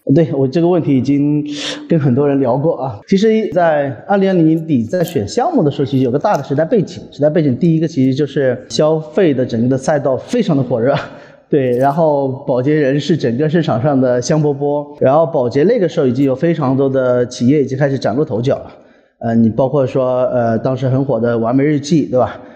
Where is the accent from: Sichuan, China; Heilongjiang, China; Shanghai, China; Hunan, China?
Hunan, China; 因为我是湖南人